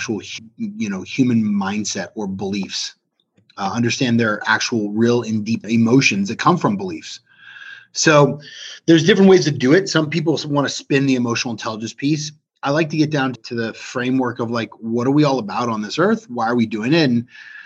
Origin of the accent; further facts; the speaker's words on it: Cupertino, California, United States; also born or lived in Los Angeles, California / Arizona / Texas / Kentucky; now in South Florida, United States; I grew up in Cupertino, California